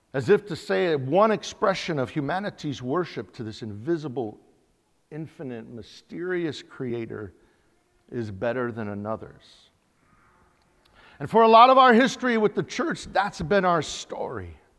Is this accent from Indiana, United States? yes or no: no; Yakama Nation, Washington, United States; we're from the Yakima Nation